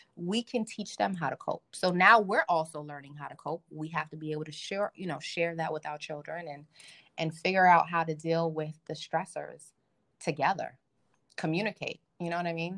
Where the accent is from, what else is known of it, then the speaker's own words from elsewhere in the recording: Nigeria; I'm Nigerian